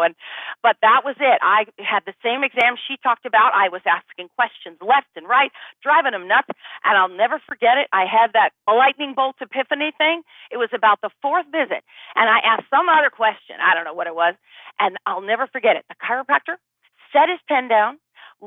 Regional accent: Bay Area, California, United States; moved away as an adult; also born or lived in Los Angeles, California; now in Austin, United States; I grew up in the Bay Area

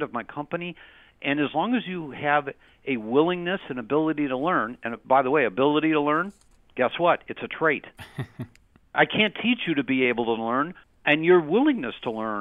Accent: Cleveland, Ohio, United States; we're from Cleveland

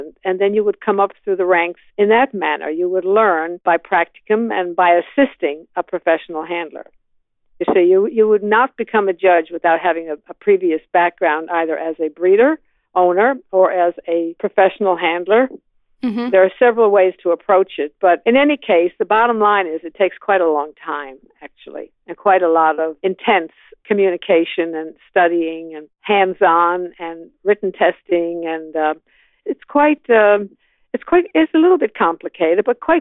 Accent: Canada; moved away as an adult; also born or lived in Toronto; now in Atlanta, United States; I'm Canadian by birth, so I moved to a larger city

